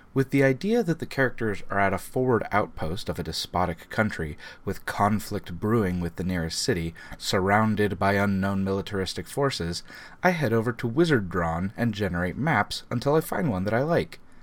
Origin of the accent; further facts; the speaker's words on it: Arkansas, United States; my home state of Arkansas